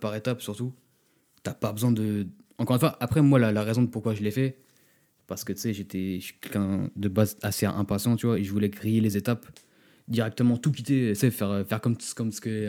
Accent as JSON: {"language": "French", "country": "France", "also_born_or_lived": "Los Angeles"}